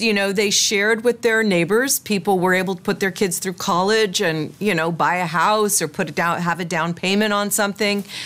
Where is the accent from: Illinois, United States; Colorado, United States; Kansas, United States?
Kansas, United States; I'm from the Midwest. My parents are from the Midwest. I was born in Kansas